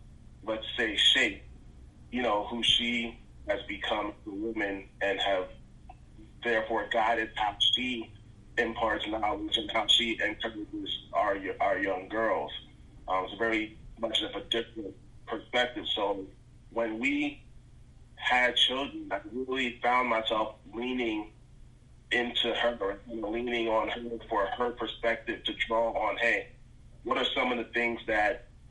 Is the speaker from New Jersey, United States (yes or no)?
yes; Newark, New Jersey, United States; I'm from Newark, New Jersey. So from kindergarten all the way up until I went to college, I was in the majority when it came to, you know, race in school.